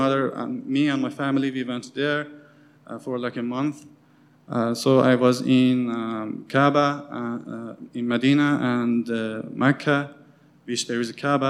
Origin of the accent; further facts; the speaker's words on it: Qom, Qom Province, Iran; moved away; I'm from Iran, for those of you who don't know me. And I grew up in a most religious city in Iran called Qom